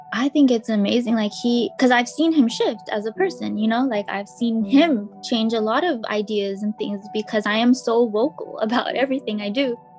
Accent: Richmond, California, United States; growing up in Richmond.

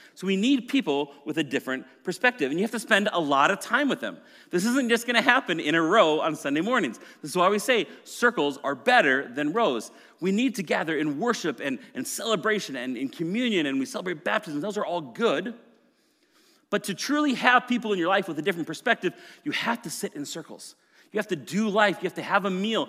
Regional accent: Maple Grove, Minnesota, United States; also born or lived in Plymouth, Minnesota; I grew up in Maple Grove, and then we moved to Plymouth when I was in high school

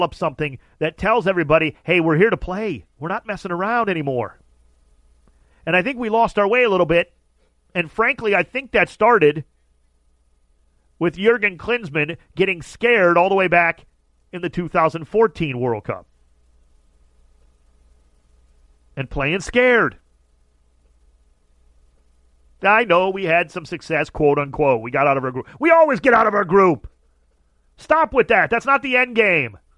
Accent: Ohio, United States; now in Southern California, United States; I'm from Ohio

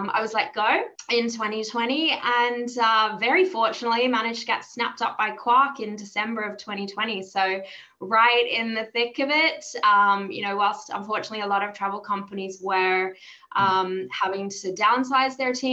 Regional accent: Australia; moved away as an adult; now in London, United Kingdom; I'm not from the UK. You might hear from my accent. I am Australian

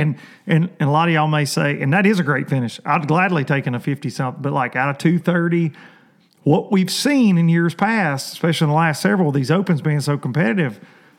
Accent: southern Middle Tennessee, United States; I always say I'm from southern Middle Tennessee.

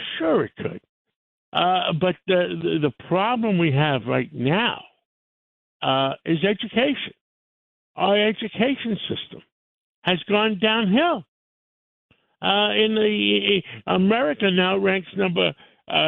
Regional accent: New York City, New York, United States; I was raised in Harlem

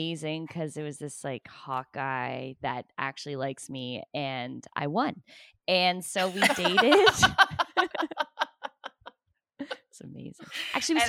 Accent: Toronto, Ontario, Canada; moved away as an adult; now in Los Angeles, United States; I'm from Toronto and I stick to my roots and the way we say things

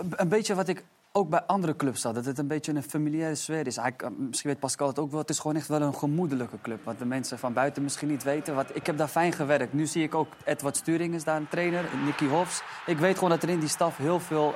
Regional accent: Amersfoort, Utrecht, Netherlands; also born or lived in Istanbul, Turkey; ik kom uit Amersfoort en ik was best wel gebonden altijd aan mijn omgeving

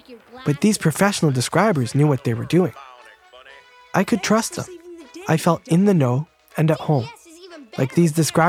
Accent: Boston, Massachusetts, United States; my hometown of Boston

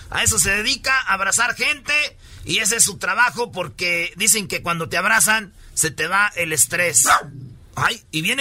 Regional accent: New Orleans, Louisiana, United States; Spanish is a second language; soy de Nueva Orleans. New Orleans, ahí donde te dan cocodrilo, ¿verdad? Ahí comes cocodrilo.

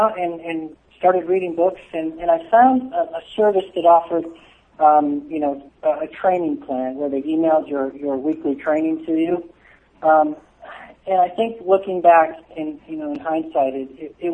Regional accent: Southern California, United States; I grew up in Southern California, so I spent a lot of time at the beach

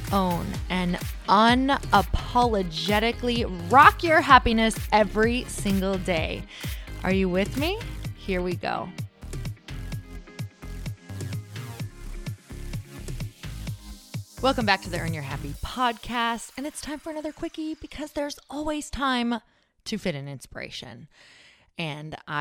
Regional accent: Upper Michigan, United States; from Upper Michigan

